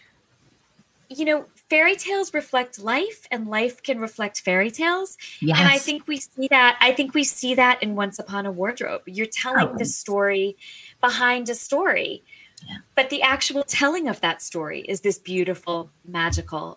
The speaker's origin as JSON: {"language": "English", "region": "Florida", "country": "United States", "tie": "born or raised there", "said": "I grew up in Florida."}